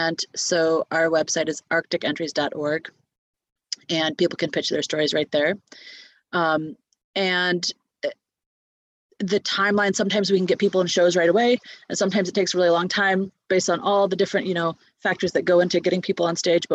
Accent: Michigan, United States; moved away as an adult; also born or lived in Alaska; now in Anchorage, United States; I'm from Michigan. I've lived in Alaska for about 7 years, and so I'm not from Alaska

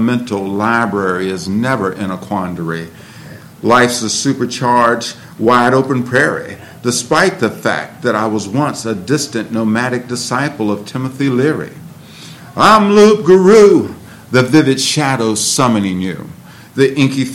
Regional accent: Cleveland, Ohio, United States; now in Martinsburg, United States; Growing up in Cleveland

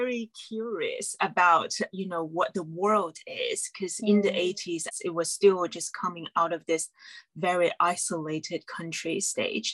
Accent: China; moved away as an adult; now in London, United Kingdom; I grew up in China and then grew up in mainland China, I should say

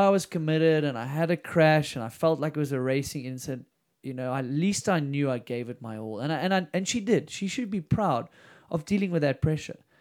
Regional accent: South Africa; I was a junior from South Africa

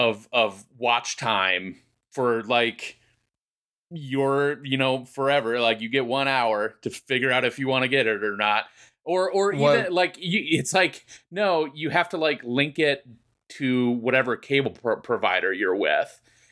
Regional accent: United States; me being an American, well, I have

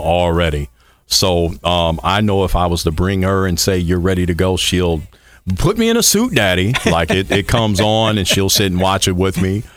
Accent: Michigan City, Indiana, United States; moved away as an adult; also born or lived in Bloomington, Indiana; originally born and raised in Michigan City, Indiana, up there on Lake Michigan

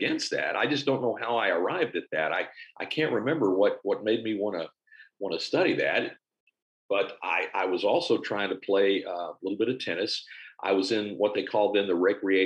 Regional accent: Olney, Texas, United States; also born or lived in San Antonio, Texas / Houston, Texas / Tyler, Texas; I'm Texas born and raised. I was born in San Antonio. I was one of four, I have three siblings, and my dad worked in the hospital business. My mom was a stay-at-home mom, and we moved around a little bit. Spent most of my growing up years out in sort of north central Texas

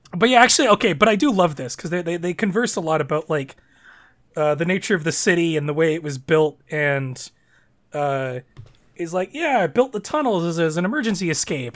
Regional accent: Canada; Canada's kind of in a weird spot because, you know, we're, since you know, we're a predominantly, like, white nation.

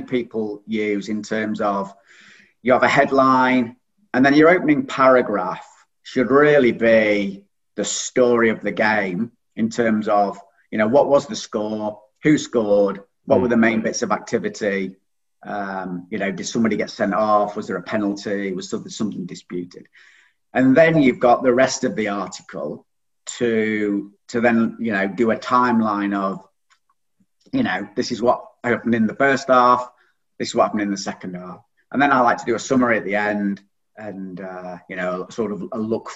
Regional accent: Stockport, North West England, United Kingdom; accent: northern; moved away as an adult; also born or lived in Macclesfield; now in Hastings, United Kingdom; you might be able to tell from the accent, I'm from the north. So I was born in Stockport

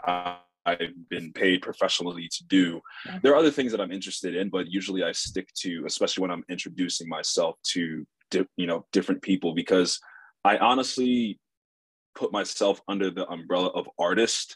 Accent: Nigeria; now in Los Angeles, United States; we're Nigerian

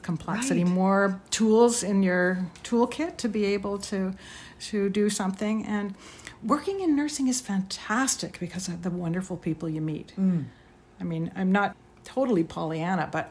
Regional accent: Toronto, Ontario, Canada; I grew up in Toronto in the 60s

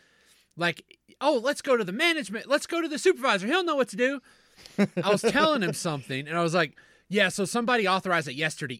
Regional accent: Southern Kentucky, United States; When we were raised in Southern Kentucky

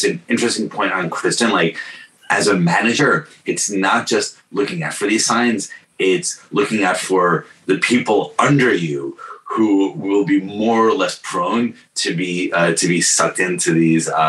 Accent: New York, United States; also born or lived in Bay Area; I grew up in New York in the Giuliani era

